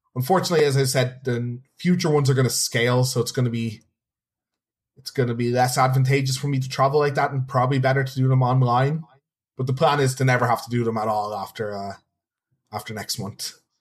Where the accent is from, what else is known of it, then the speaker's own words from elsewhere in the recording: Dublin, Leinster, Ireland; I'm originally from Dublin, and Dublin, not the biggest city.